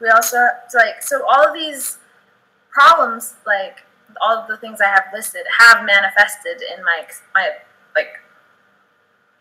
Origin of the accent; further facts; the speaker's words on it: United States; coming as an American